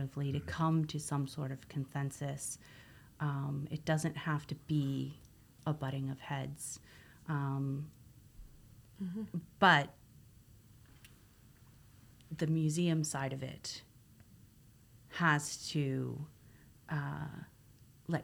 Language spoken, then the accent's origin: English; Canada; as Canadians, we're raised to be, you know, so proud of being Canadian